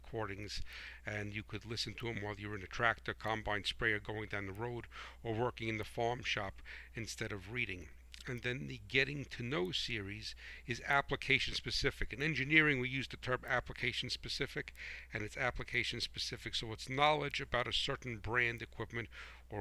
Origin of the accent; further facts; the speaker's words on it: United States; I am a proud American patriot